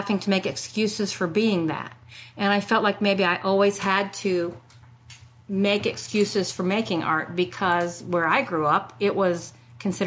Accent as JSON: {"language": "English", "region": "Illinois", "country": "United States", "tie": "born or raised there", "also_born_or_lived": "Paducah, Kentucky", "moved": "as an adult", "lives_now": "Augusta, United States", "said": "I grew up in Illinois on a 1,000-acre grain farm"}